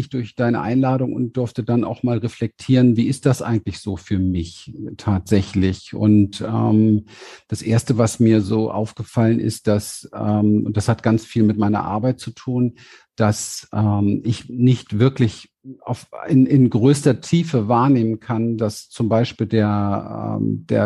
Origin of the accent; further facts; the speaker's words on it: Berlin, Germany; born there; Ich bin geboren in Berlin, mhm. an der Berliner Mauer auf der Westseite